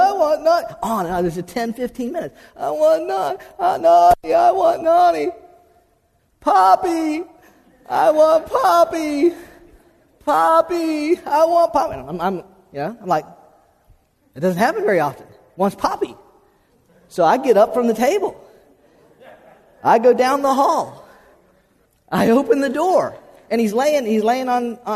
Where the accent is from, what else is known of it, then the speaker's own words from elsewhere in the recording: South Florida, United States; I grew up in South Florida